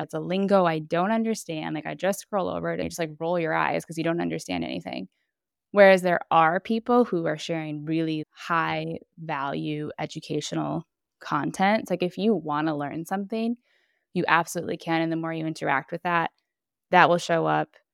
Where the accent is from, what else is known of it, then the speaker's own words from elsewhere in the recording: Minneapolis, Minnesota, United States; moved away as an adult; now in Bologna, Italy; I am originally from Minneapolis, Minnesota, and I have been living in Bologna, Italy now for just over ten years.